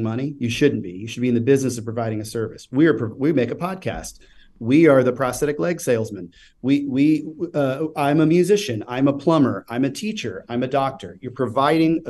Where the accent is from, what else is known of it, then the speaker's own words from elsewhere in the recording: Kansas City, Missouri, United States; also born or lived in Tennessee; Growing up in Kansas City, and living in Tennessee for a period of time